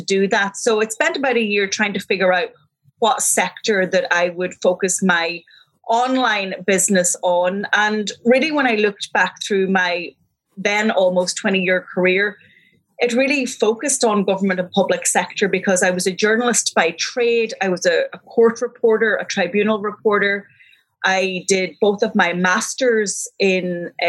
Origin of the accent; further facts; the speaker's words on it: Donegal, Ulster, Ireland; now in Galway, Ireland; I'm from Donegal, but I'm equally happy living here